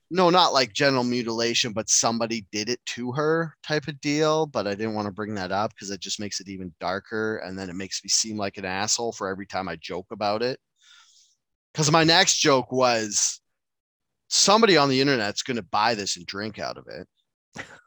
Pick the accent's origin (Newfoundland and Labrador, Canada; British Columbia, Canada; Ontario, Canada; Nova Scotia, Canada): British Columbia, Canada; Enderby; I went to school in a town called Enderby, high school in a town called Enderby